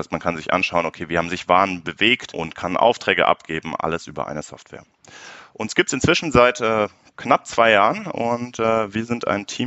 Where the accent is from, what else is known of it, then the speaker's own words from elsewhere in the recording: Munich, Bavaria, Germany; born there; bin 25 Jahre alt, äh, gebürtiger Münchner, daher kennen wir uns ja auch